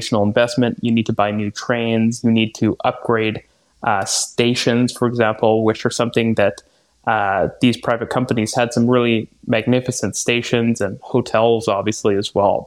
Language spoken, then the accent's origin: English; Vancouver, British Columbia, Canada; also born or lived in Toronto; now in Montreal, Canada; I grew up in Vancouver.